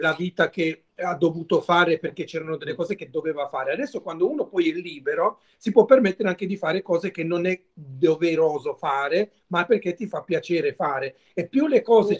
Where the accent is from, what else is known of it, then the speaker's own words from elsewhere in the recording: Mola di Bari, Apulia, Italy; il mio paese, il, da dove vengo io, che si chiama Mola di Bari, è un paese a sud di Bari